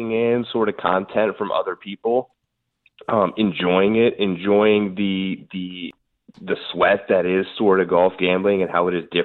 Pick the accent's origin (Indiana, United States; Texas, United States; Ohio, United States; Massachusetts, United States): Ohio, United States; Kent; also born or lived in West Virginia; I grew up in Kent, Ohio